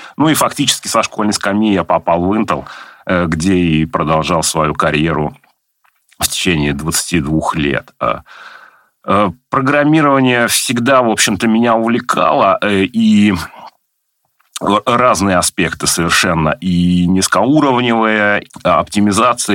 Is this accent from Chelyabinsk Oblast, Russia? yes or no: no; Nizhny Novgorod, Nizhny Novgorod Oblast, Russia; Я родился в Нижнем Новгороде, тогда еще в Горьком, в 1976 году, вырос в Заводском районе